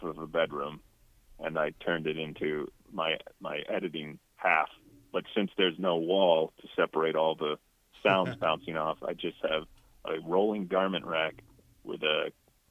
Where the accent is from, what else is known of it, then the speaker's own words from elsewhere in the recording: Buffalo, New York, United States; now in Los Angeles, United States; I'm from Buffalo